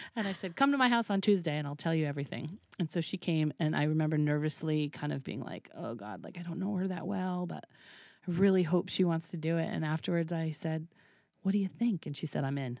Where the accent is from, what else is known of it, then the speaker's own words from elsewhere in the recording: Woods Hole, Massachusetts, United States; moved away; I grew up in Woods Hole, which was, like, a very liberal, tiny little pocket